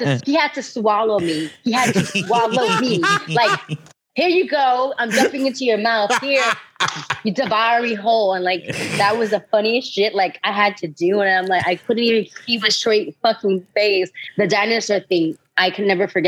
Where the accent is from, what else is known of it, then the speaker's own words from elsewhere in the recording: New York City, New York, United States; I was born and raised in Brooklyn, New York